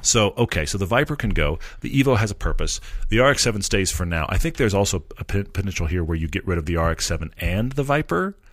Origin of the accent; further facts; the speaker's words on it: Texas, United States; I come from Texas